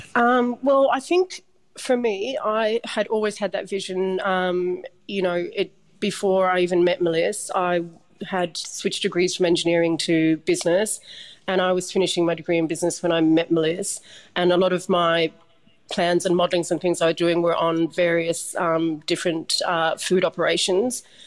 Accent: Dublin, Leinster, Ireland; I'm from Dublin, Ireland, and we do this thing called um, transition year before you go to do your leaving cert

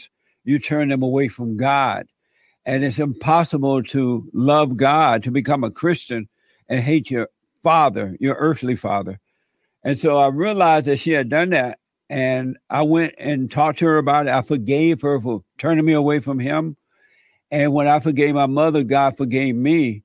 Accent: Alabama, United States; I grew up in Alabama on a plantation.

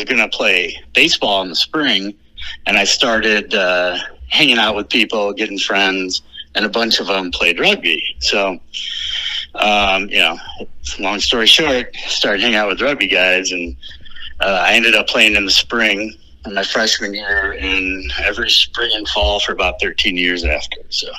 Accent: Sterling, Illinois, United States; I'm from Sterling, Illinois, so Sterling, Rock Falls, Dixon, so kind of out by the Quad Cities.

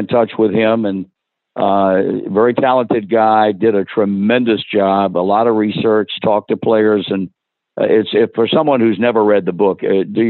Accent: Virginia, United States; when I was a kid growing up in Virginia in the 50s

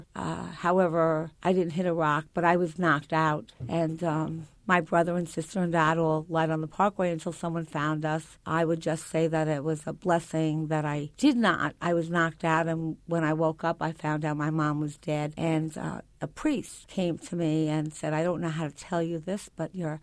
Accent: Long Island, New York, United States; I grew up on Long Island in a very middle-class area where the neighbors were all there.

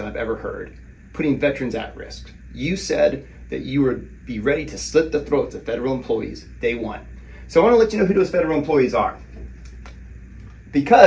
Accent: Southern Illinois, United States; growing up in Southern Illinois, in a small town

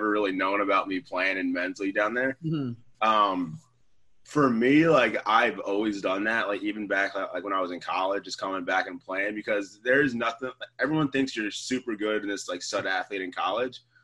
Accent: the South, United States; I'm from the South

